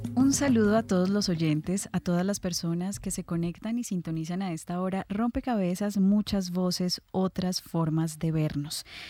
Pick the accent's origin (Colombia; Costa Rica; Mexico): Colombia; somos los colombianos